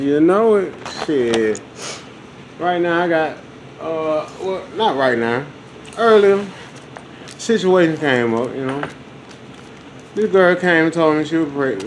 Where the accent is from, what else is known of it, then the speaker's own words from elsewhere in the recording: the South, United States; I'm from the South